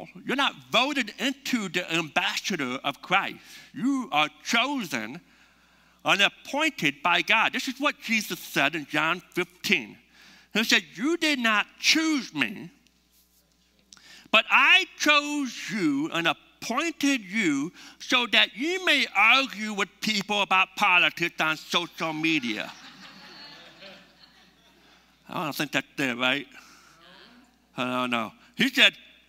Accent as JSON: {"language": "English", "country": "United States", "said": "we're from the United States"}